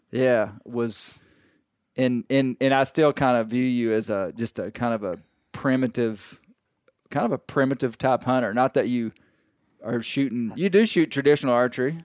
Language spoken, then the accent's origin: English; Arkansas, United States; we grew up in Arkansas, we we grew up this way.